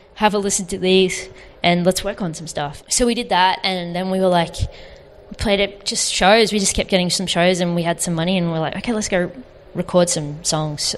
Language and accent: English; Gold Coast, Queensland, Australia; I grew up on the Gold Coast.